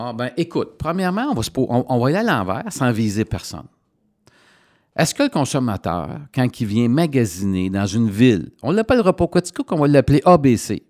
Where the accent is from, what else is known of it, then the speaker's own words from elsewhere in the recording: Coaticook, Quebec, Canada; je suis dans mon patelin